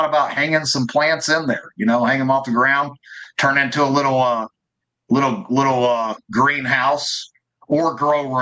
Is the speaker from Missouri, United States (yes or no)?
yes; Missouri, United States; I'm from Missouri, you know, goat roping, sheep herding.